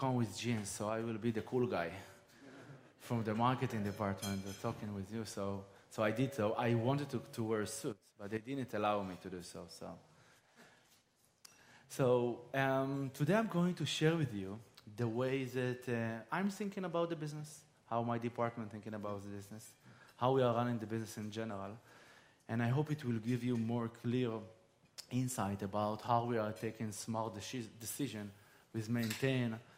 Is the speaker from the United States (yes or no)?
no; Israel; I'm from Israel.